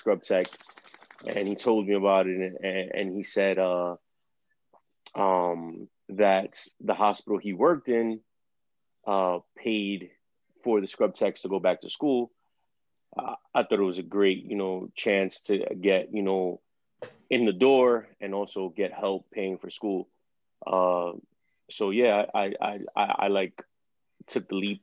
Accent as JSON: {"language": "English", "town": "New York City", "region": "New York", "country": "United States", "also_born_or_lived": "Bronx", "said": "Originally from Brooklyn"}